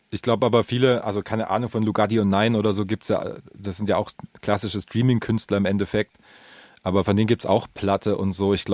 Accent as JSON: {"language": "German", "area": "the East", "region": "eastern Germany", "country": "Germany"}